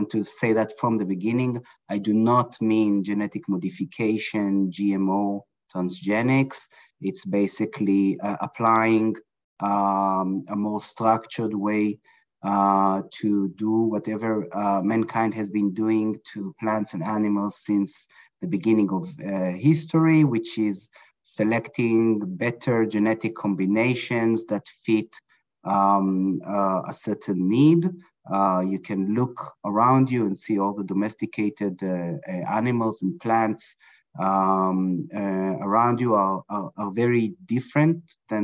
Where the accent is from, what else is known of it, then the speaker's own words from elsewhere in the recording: Israel; moved away as an adult; now in Brooklyn, New York, United States; I was born and raised in Israel in a kibbutz, in a dairy farm, close to agriculture.